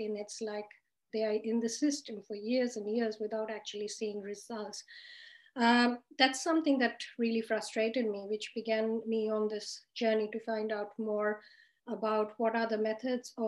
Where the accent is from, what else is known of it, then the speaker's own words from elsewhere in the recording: Australia; I'm from Australia. I am a psychiatrist based in Sydney